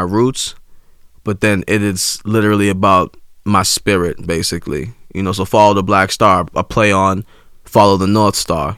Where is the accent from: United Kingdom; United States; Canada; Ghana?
Ghana; I'm from Ghana, West Africa